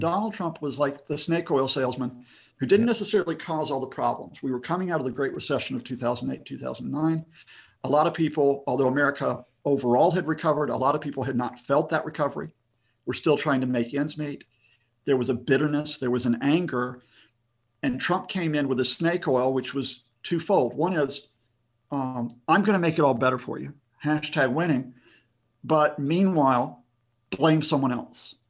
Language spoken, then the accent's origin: English; Huntsville, Alabama, United States; born or raised there; moved away as an adult; also born or lived in United Kingdom; now in Birmingham, United Kingdom